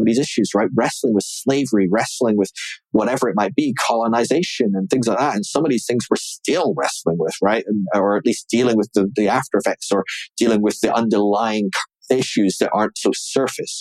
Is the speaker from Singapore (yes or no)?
no; Scotland, United Kingdom; my hometown up in Scotland